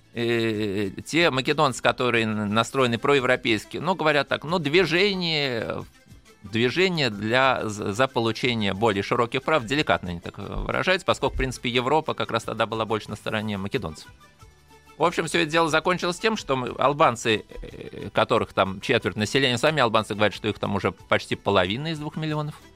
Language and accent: Russian; Russia; я из России